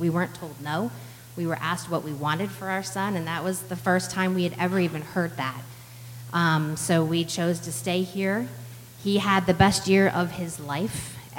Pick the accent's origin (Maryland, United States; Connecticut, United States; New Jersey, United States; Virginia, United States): Maryland, United States; moved away; We are transplants. I'm proud to admit that. We came from Cecil County, Maryland.